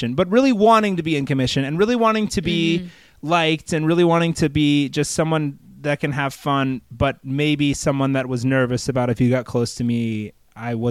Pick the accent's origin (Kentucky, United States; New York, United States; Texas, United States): Texas, United States; Fort Worth; moved away; I grew up in Texas.